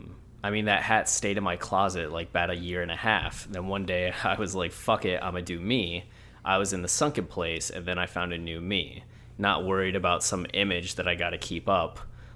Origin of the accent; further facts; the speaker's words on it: the South, United States; look, I'm from the South.